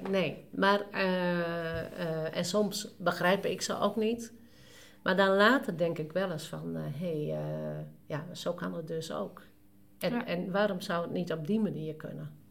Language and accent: Dutch; Friesland, Netherlands; ons als Noorderling, eh, als Fries